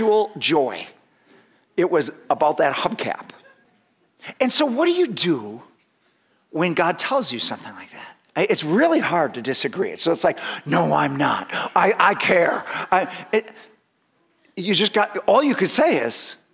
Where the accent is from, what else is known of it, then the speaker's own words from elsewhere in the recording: United States; more American than Christian